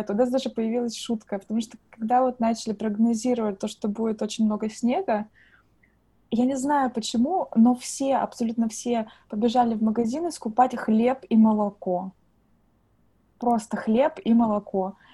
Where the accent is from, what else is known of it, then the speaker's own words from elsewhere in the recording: Russia; now in Ireland; то, что сейчас уже невозможно отличить то, что я именно приехала из России, потому что я говорю абсолютно как дублинский человек.